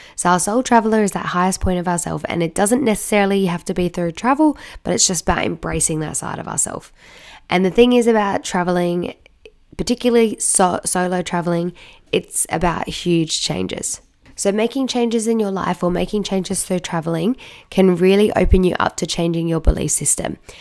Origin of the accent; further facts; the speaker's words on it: Australia; I'm from Australia